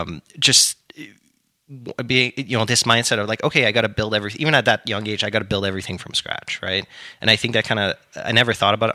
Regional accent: Canada; Don't take that what everything that is amazing about being a Canadian.

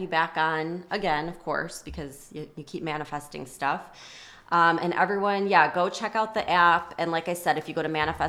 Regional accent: Illinois, United States; I grew up outside of Chicago and it could be like a blizzard and, you know, sub-zero temperatures

